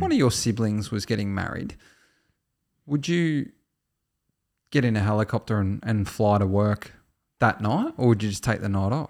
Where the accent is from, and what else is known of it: Australia